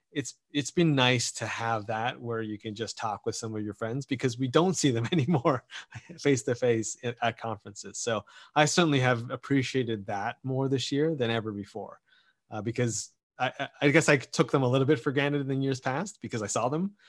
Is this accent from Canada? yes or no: yes; Canada; as a Canadian